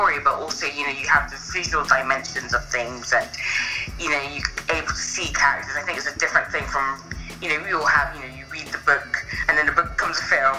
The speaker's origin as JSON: {"language": "English", "region": "London", "country": "United Kingdom", "lives_now": "Exeter, United Kingdom", "said": "I am from London, but I've moved out now to a place called Exeter, which is in more the southwest of the UK."}